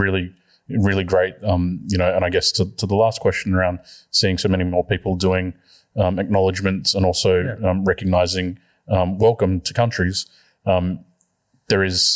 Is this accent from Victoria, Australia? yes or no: no; Sydney, New South Wales, Australia; also born or lived in Forster, New South Wales / Tweed Heads, New South Wales / Sawtell, New South Wales; I've always grown up on Gadigal country, so I've spent probably 95% of my life on Gadigal country, but I was born on Biripi country, which is Foster in northern New South Wales, and then moved to Sydney